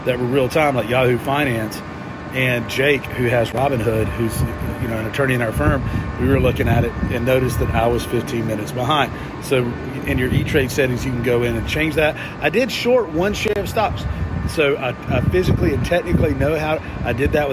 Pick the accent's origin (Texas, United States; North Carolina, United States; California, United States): North Carolina, United States; Shelby; my hometown of Shelby, North Carolina